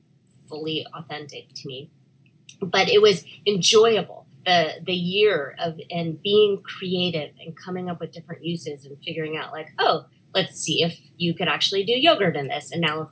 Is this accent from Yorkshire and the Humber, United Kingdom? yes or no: no; Scotland, United Kingdom; No, well, I'm Scottish.